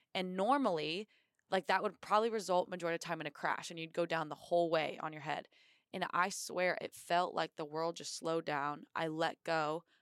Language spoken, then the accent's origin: English; Indiana, United States; moved away as an adult; now in Quantico, United States; I grew up in Indiana